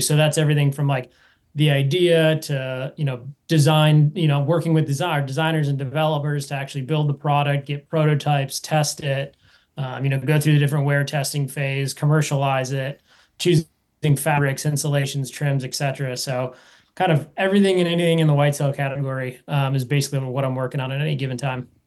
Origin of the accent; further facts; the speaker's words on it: Wisconsin, United States; I grew up in Wisconsin.